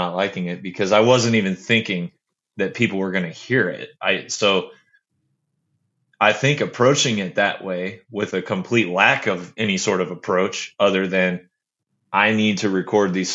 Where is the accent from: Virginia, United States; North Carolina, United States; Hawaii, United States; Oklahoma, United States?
Oklahoma, United States; Bartlesville; moved away as an adult; also born or lived in Florida / Arkansas; we moved to Bartlesville, and that's the small conservative town that I grew up in that you were speaking of earlier. I was there from third grade all the way through high school